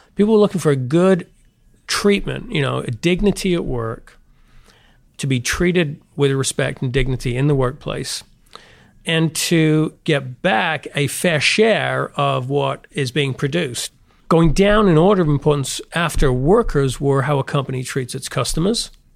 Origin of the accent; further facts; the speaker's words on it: the north of England, United Kingdom; moved away as an adult; also born or lived in St Andrews, Scotland / Montreal, Canada / London, England; I grew up in England, the north of England, went to Saint Andrews in Scotland